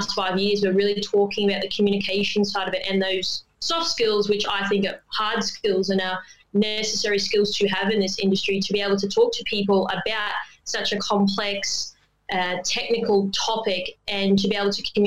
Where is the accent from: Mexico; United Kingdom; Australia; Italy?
Australia; Queensland; moved away as an adult; now in Sydney, Australia; I've been in Sydney 10 years, but I am a Queenslander. I was born there and family obviously were cane farmers